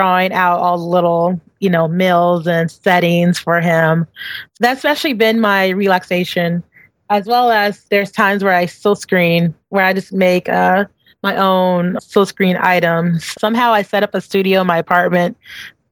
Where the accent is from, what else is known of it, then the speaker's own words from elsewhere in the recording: Houston, Texas, United States; also born or lived in New York; now in Brooklyn, United States; I'm always a Texan. I'm always a Texan. But I love coming home because it just gives me time to breathe and think, and just being in Houston, it has that homey feel